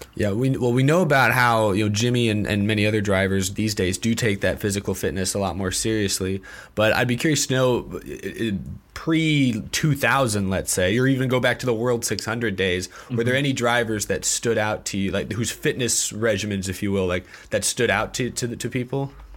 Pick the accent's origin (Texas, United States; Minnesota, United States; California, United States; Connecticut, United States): Texas, United States; Houston; I'm from Houston